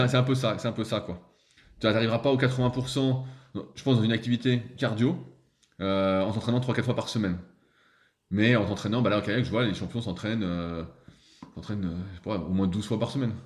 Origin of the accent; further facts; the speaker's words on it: Annecy, Auvergne-Rhône-Alpes, France; je suis d'Annecy aussi